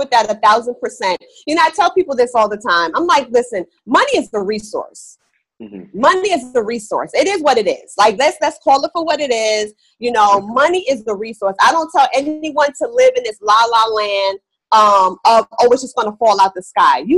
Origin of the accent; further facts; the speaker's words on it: New York, United States; Like I said, I'm from New York, so you know that's a hustle.